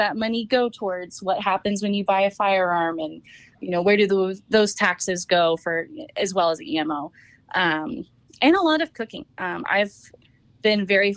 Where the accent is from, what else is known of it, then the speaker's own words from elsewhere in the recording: Napa, California, United States; now in Colorado, United States; I grew up in Napa